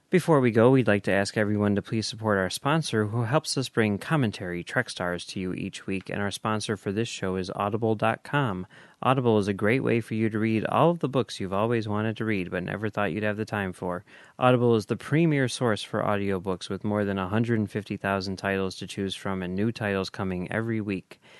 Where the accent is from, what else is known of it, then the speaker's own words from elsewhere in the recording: Charleston, Illinois, United States; If I were closer to Chicago, I'd hang out with Max and Mike too. I grew up downstate in Charleston, and in fact, my best friend from childhood teaches at Hinsdale Central and lives in Bolingbrook.